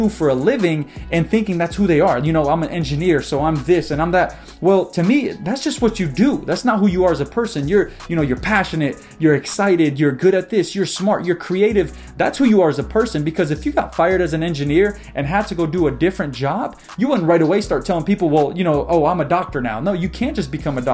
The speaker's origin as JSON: {"language": "English", "country": "United States", "tie": "born or raised there", "said": "I was born in America"}